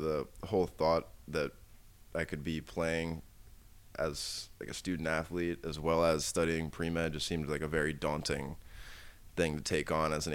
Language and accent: English; around Washington D.C., Maryland, United States; I actually grew up around here. I live like 45 minutes outside of the city